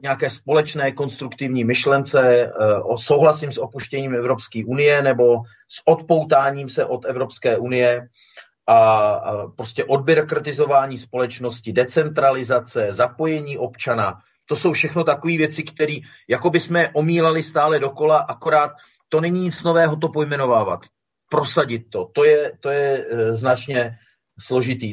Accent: Czechia; my jsme Češi

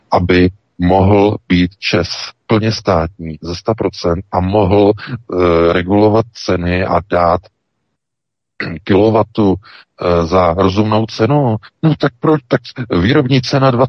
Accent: Czechia; o nějakou válku na Ukrajině, se kterou vůbec, jako Češi, nemáme vůbec nic společnost

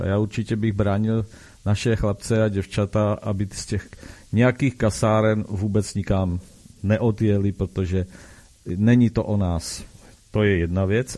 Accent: Brno, South Moravian Region, Czechia; u nás v Brně

